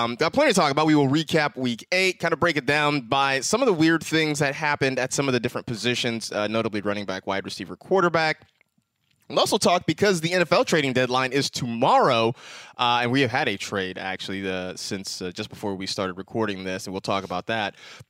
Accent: California, United States; There are fires right near my hometown up in Northern California.

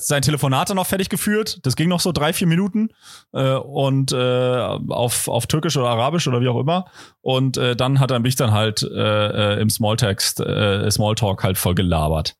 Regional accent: Potsdam, Brandenburg, Germany; also born or lived in Kreuzlingen, Switzerland / Konstanz, Germany; now in Kreuzlingen/Konstanz; also ich komme ja da aus der Ecke, ich bin ja in Potsdam äh, geboren

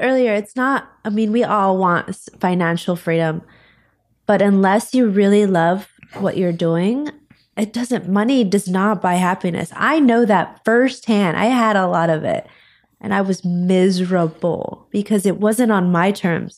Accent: Florida, United States; I'm from Florida.

